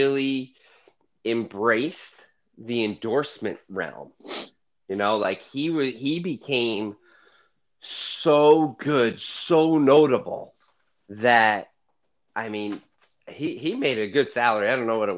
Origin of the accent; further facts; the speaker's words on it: New York, United States; I'm from New York, and I was a big New York Knicks fan in the 90s